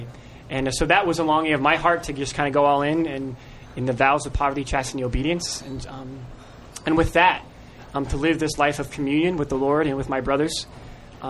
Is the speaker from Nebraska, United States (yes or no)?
yes; Nebraska, United States; moved away; I'm originally from Nebraska